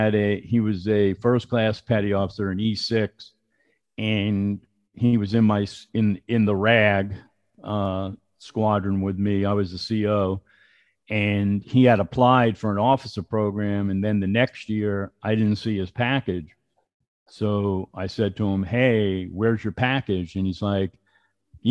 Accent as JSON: {"language": "English", "area": "Long Island", "region": "New York", "country": "United States", "tie": "born or raised there", "said": "I grew up in New York on Long Island"}